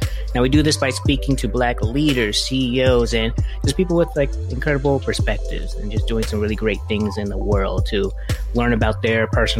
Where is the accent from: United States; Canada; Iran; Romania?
United States; Charleston, South Carolina; moved away; you're from my hometown, Charleston, South Carolina, and I always like to represent Charleston's finest.